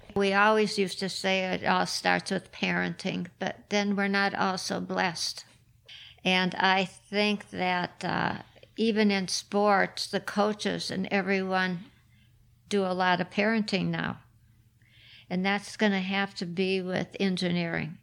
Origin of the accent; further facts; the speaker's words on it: Minneapolis, Minnesota, United States; also born or lived in Chicago; lucky to live in Minneapolis